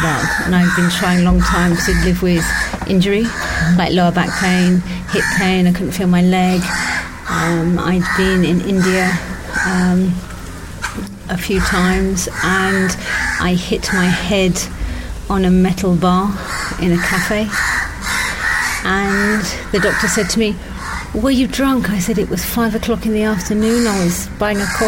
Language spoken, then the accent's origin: English; England, United Kingdom; I'm English